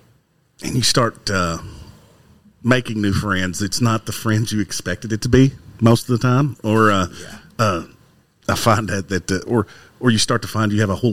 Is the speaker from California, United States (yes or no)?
no; Muhlenberg County, Kentucky, United States; I'm from Muhlenberg County, so I'm used to being the only Louisville fan in the room a lot of times.